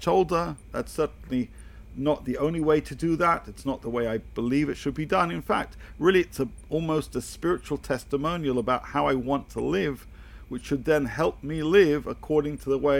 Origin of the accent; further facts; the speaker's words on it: United Kingdom; I come from the United Kingdom